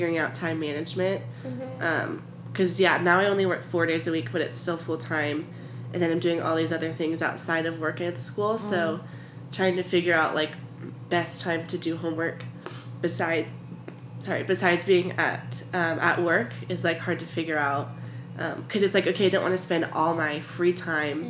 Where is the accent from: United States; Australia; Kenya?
United States; Tucson, Arizona; I was born and raised in Tucson, and so I've been here for almost 21 years